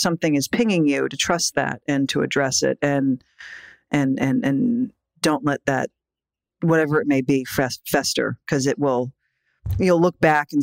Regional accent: New York, United States; I was this little like scrawny indie girl from New York

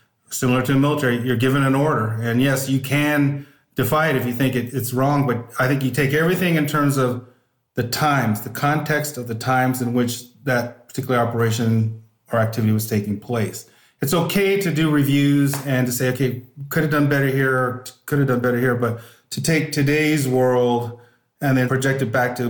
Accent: Northern California, United States; I grew up in Northern California, always wanted to be a police officer

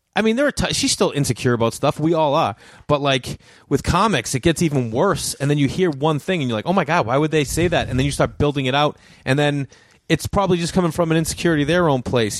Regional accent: Boston, Massachusetts, United States; accent: Boston; a Boston accent, because that's where I'm from

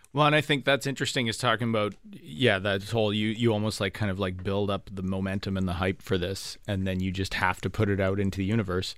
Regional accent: Thunder Bay, Ontario, Canada; moved away as an adult; also born or lived in Ottawa; it was the first city I moved to outside of Thunder Bay

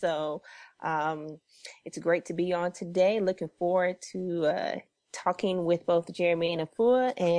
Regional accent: Illinois, United States; also born or lived in Atlanta, Georgia; now in Oakland, United States; I am from Illinois by way of ATL, now living in the Bay Area in Oakland.

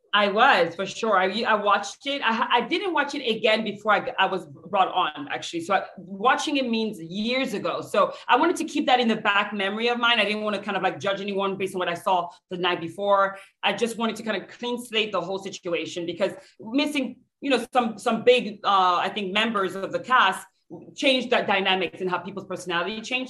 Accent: France; now in United States; I'm from France

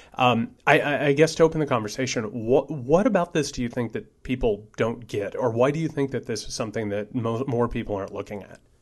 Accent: Indiana, United States; moved away; I'm originally from Indiana

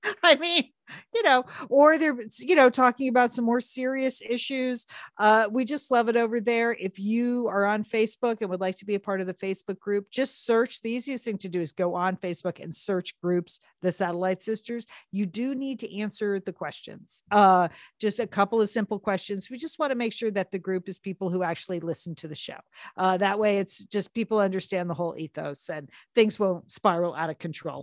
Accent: Southport, Connecticut, United States; born or raised there

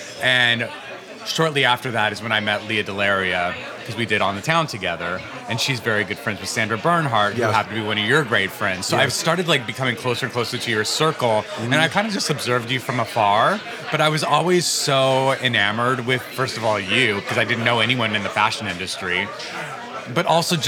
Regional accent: Albuquerque, New Mexico, United States; now in New York, United States; I grew up gay in an area of the United States that it wasn't super okay to be gay mm-hmm. in Albuquerque, New Mexico.

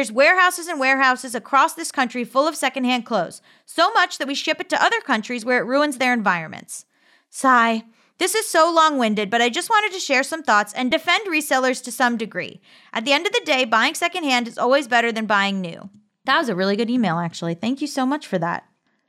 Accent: Texas, United States; I grew up in North Texas, the south part of Tornado Alley

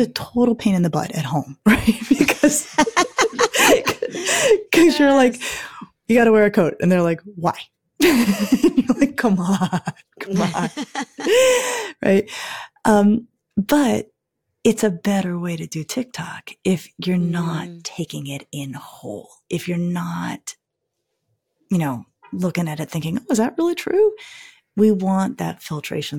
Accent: Colorado, United States; I'm from Colorado

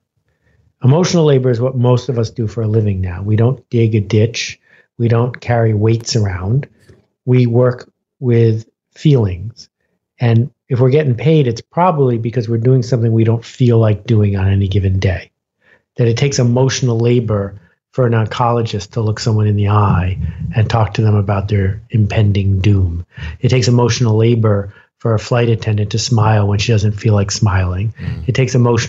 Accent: Buffalo, New York, United States; also born or lived in Algonquin Park, Ontario; I grew up in Buffalo, New York

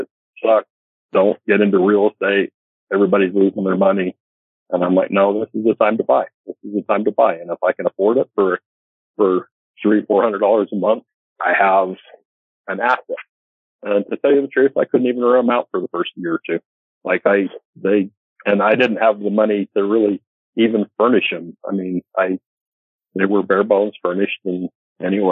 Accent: Northern Utah, United States; I grew up in Northern Utah

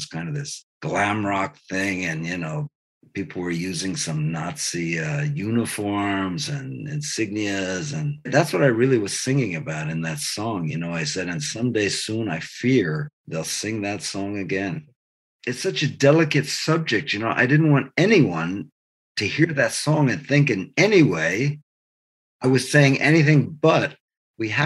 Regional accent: Baldwin, New York, United States; I'm from Baltimore, Long Island, two towns right next to each other

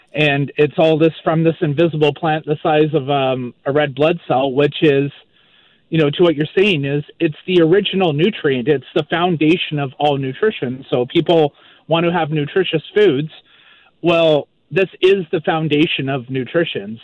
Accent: Maple Ridge, British Columbia, Canada; moved away as an adult; also born or lived in Vancouver Island; now in Moncton, Canada; I'm originally from Maple Ridge, BC, grew up in Maple Ridge, and um, I now live in Moncton, New Brunswick

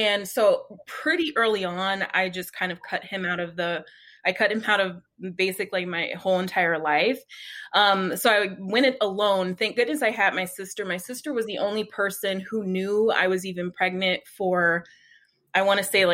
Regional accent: Oakland, California, United States; moved away as an adult; now in Phoenix, United States; we're actually from Oakland, California, born and raised. And then we moved out here to Phoenix about six years ago.

